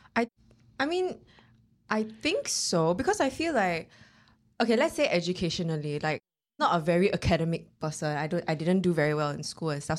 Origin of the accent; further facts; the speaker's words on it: East Region, Singapore; I grew up in the East. So my mom wanted to enro-, enroll me to Tao Nan